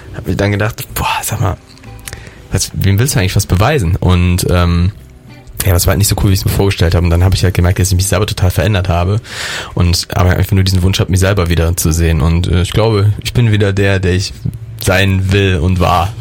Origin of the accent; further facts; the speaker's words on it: Derichsweiler, North Rhine-Westphalia, Germany; moved away as an adult; now in Cologne, Germany; ich bin aus meinem Heimatdorf, einem ganz, ganz kleinen Dorf zwischen äh, Düren und Aachen bin ich groß geworden.